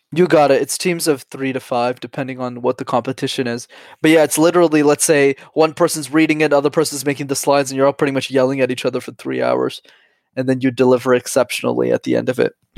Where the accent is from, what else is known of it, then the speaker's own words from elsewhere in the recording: Montreal, Quebec, Canada; I'm born and raised in Montreal